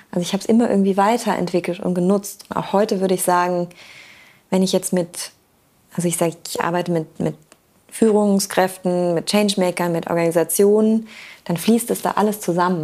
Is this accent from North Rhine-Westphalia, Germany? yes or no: no; Black Forest, Baden-Württemberg, Germany; also born or lived in Hamburg; now in Wismar, Germany; ich komme aus dem Schwarzwald